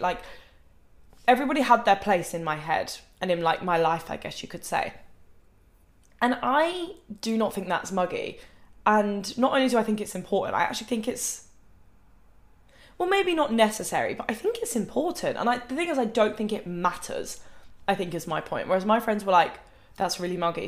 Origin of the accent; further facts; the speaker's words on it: Thanet, South East England, United Kingdom; moved away as an adult; now in Manchester, United Kingdom; I don't see the point of like moving out in my hometown because I know I didn't want to stay in my hometown forever.